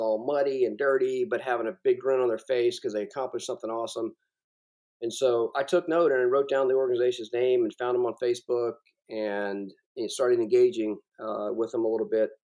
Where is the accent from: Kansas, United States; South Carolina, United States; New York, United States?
South Carolina, United States; also born or lived in Germany; I, I'm from South Carolina